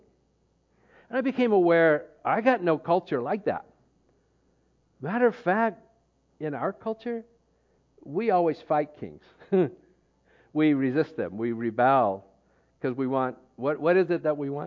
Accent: United States; moved away as an adult; because I'm from the U.S., I'm considered American

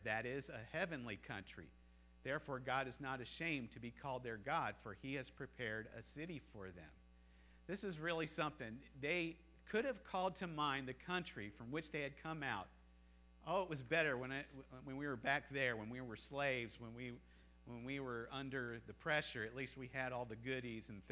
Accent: United States; moved away as an adult; also born or lived in China; I never stopped being an American. And I always looked forward to the time that I was going to go home and visit my homeland, visit my home country

